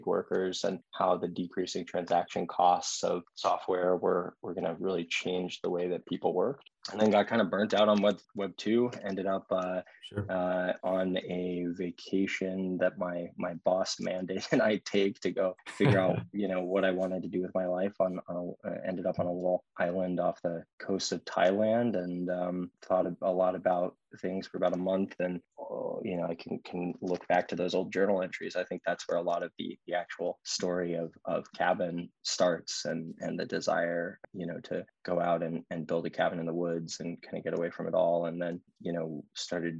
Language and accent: English; Austin, Texas, United States; I was born and raised in Austin and grew up, you know, going out into the hill country.